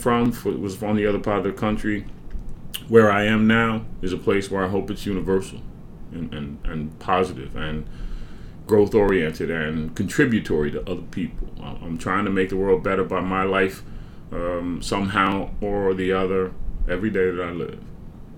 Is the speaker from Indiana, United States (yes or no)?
no; Franklin Township, New Jersey, United States; I'm from Somerset County, or Franklin Township, as it were. My high school is Franklin High School